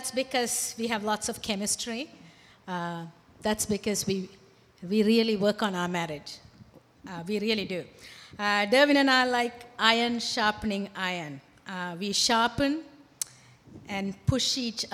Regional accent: Sri Lanka; moved away; also born or lived in Toronto, Canada; I'm originally from Sri Lanka

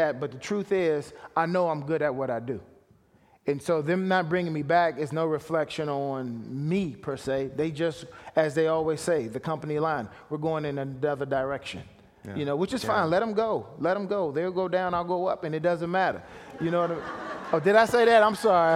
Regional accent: Washington, District of Columbia, United States; moved away as an adult; also born or lived in Montreal; I'm from Washington, D.C.

